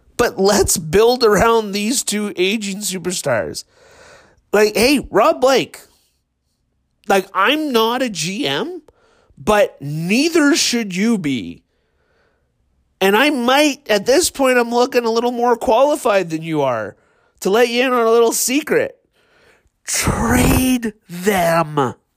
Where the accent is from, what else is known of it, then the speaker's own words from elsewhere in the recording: Marwayne, Alberta, Canada; I grew up in Marwayne.